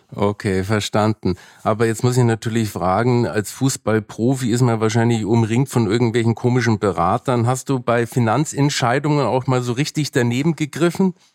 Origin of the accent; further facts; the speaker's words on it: Nuremberg, Bavaria, Germany; Ich bin zwar in Nürnberg aufgewachsen